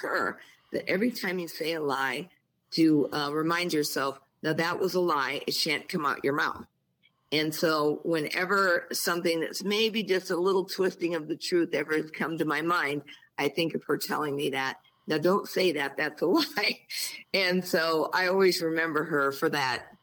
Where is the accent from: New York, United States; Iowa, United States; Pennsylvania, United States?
Iowa, United States; Osceola; Home is Osceola, Iowa